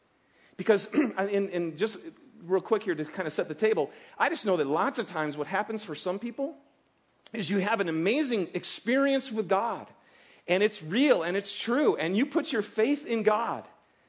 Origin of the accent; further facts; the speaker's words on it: Michigan, United States; now in Salt Lake City, United States; I'm from Michigan, and you don't plant your garden until after Memorial Day, right? And it's because Michigan, it's a lot colder and stuff. So, we've moved here to Salt Lake